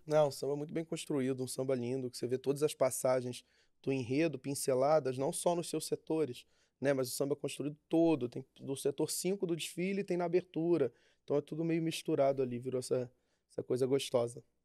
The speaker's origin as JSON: {"language": "Portuguese", "town": "Niterói", "region": "Rio de Janeiro", "country": "Brazil", "tie": "born or raised there", "said": "Nasci em Niterói."}